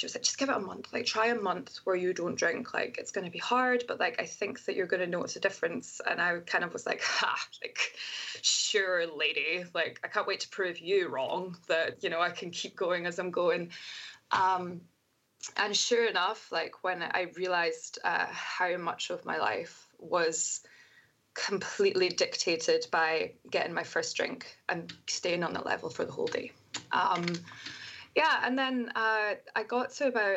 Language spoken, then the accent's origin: English; Scotland, United Kingdom; now in United States; I'm from Scotland